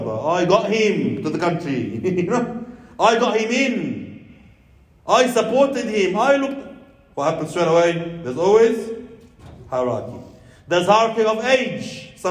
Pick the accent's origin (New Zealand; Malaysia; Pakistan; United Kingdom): Pakistan; You know, I'm you know, I'm from Pakistan.